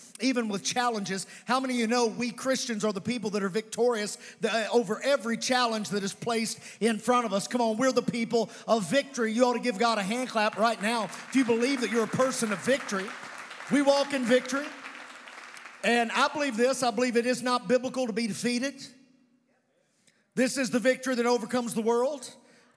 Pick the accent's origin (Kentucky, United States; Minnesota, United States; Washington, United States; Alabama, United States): Kentucky, United States; Providence; I was raised in Providence, Kentucky